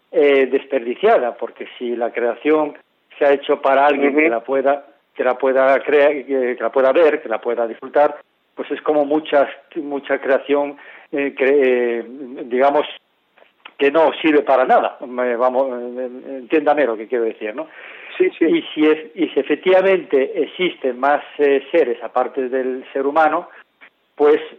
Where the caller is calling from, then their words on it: Santiago de Compostela, Galicia, Spain; Buenas tardes … de Santiago de Compostela.